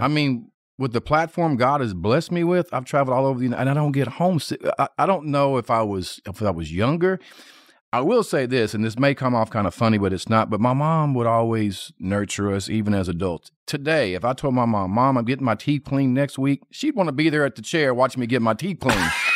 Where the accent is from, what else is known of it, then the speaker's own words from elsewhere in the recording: North Little Rock, Arkansas, United States; born and raised in North Little Rock, Arkansas